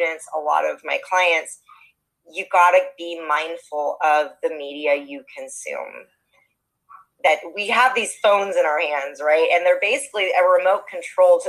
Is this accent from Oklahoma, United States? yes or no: no; Los Angeles, California, United States; I'm born and raised in Los Angeles